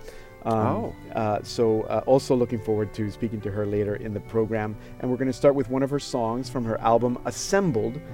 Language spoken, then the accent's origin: English; Panama; I grew up in Panama